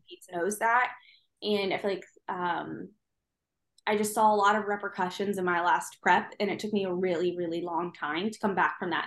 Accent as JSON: {"language": "English", "region": "Midwest", "country": "United States", "moved": "yes", "lives_now": "Virginia Beach, United States", "said": "I live in Virginia Beach. I very much like living here, although I do miss my mountains a little bit, although I'm from the Midwest."}